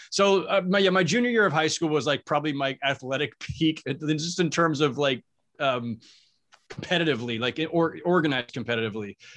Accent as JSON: {"language": "English", "town": "San Jose", "region": "California", "country": "United States", "tie": "born or raised there", "said": "I'm from San Jose, California. Went to Santa Teresa High School"}